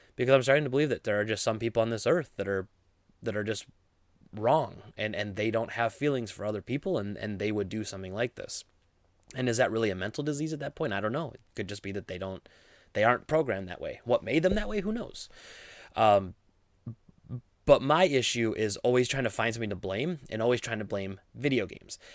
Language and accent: English; Midwest, United States; I grew up in the Midwest, I grew up around guns